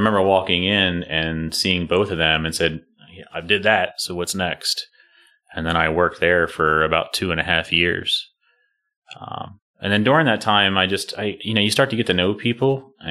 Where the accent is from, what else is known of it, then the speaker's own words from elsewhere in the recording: Harford County, Maryland, United States; I grew up in Maryland. I've been here my whole life. Went to Edgewood High School, so I grew up in Harford County